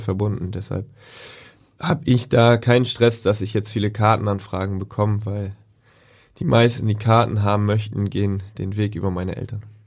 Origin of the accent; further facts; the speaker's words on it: Altenholz, Schleswig-Holstein, Germany; also born or lived in Kiel; now in Hamburg, Germany; ich bin in Kiel sogar geboren, habe da kurz noch gewohnt und dann sind wir nach Altenholz gezogen. Da wohnen sie immer noch